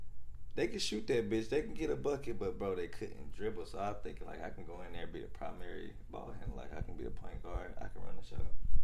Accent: Fayetteville, North Carolina, United States; I come from Little Fayetteville.

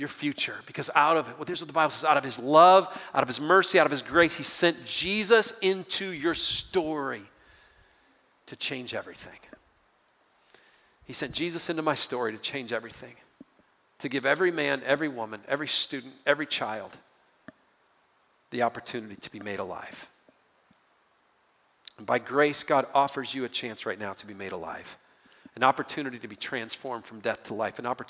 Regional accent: Detroit, Michigan, United States; I grew up outside of Detroit, Michigan

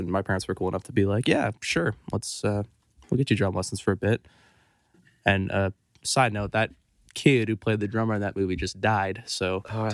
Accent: Santa Barbara, California, United States; now in Nashville, United States; I'm from Santa Barbara, California. I was born there in 98

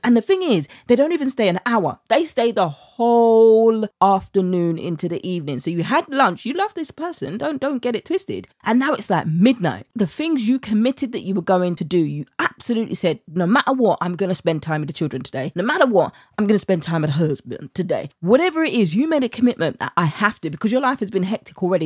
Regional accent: United Kingdom; accent: British; my British accent

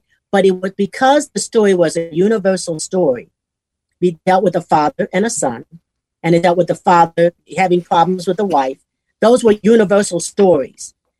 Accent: Southern United States, United States; now in Houston, United States; Because we're from the South. We live in Houston. We love gumbo.

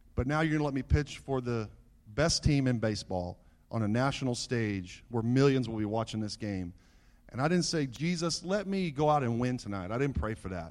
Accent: Southern California, United States; As a young boy growing up in Southern California

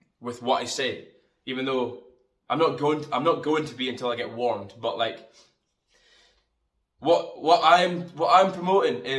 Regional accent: Fraserburgh, Scotland, United Kingdom; now in Aberdeen, United Kingdom; I come from Scotland, northeast of Scotland. I'm from Fraserburgh, and I live in a city called Aberdeen.

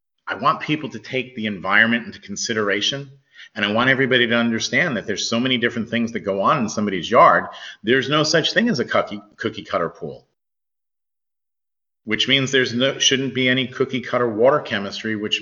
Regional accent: New York, United States; I grew up in New York

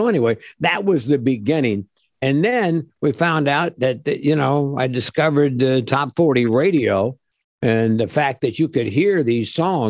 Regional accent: Midwest, United States; also born or lived in Japan / Seattle, United States / San Diego, United States / Detroit, United States; I grew up in the Midwest. Well, I grew up everywhere. My father was in the service in the U.S. Army. So I lived in Japan, Seattle, Washington, San Diego, Detroit, St. Louis, Indianapolis, where else? All over the place.

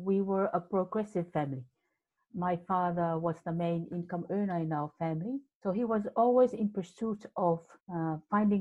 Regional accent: Samoa; now in New Zealand; growing up in the islands, and I was born in Samoa, and being the youngest of seven children

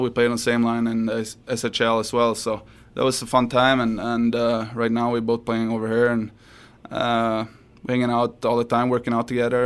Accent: Sweden; moved away

